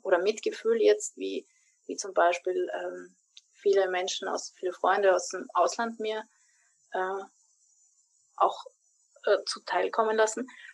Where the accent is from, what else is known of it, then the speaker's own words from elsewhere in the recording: Vienna, Austria; meiner Heimatstadt in Wien